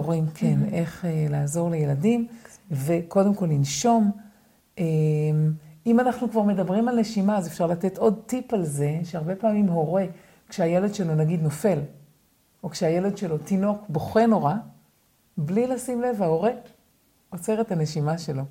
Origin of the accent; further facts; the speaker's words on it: Israel; גדלתי בקיבוץ, בלינה משותפת